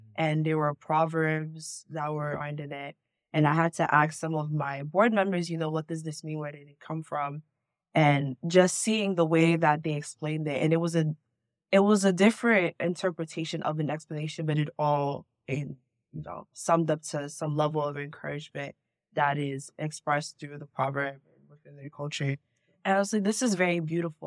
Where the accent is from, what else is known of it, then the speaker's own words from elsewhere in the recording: New York City, New York, United States; I'm from the Bronx, New York, born and raised, but my entire family is from Ghana